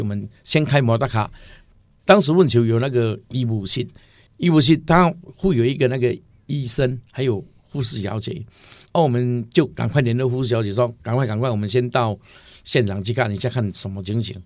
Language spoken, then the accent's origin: Chinese; Zhuqi, Chiayi County, Taiwan; also born or lived in Alishan; 我是国中第一届，我读主席国呢